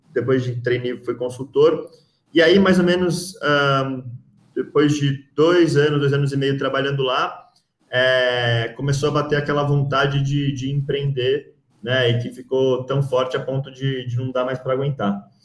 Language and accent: Portuguese; São Paulo, Brazil; moved away as an adult; also born or lived in Rio de Janeiro; sou de São Paulo, eu, eu, eu mudei um, para o Rio de Janeiro no, em 2019, 2009 para fazer faculdade lá